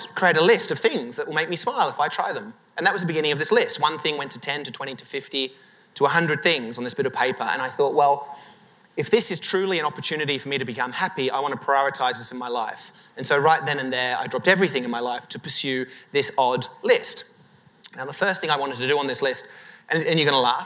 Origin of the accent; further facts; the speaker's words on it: Sydney, New South Wales, Australia; I'd finished high school in Sydney in Australia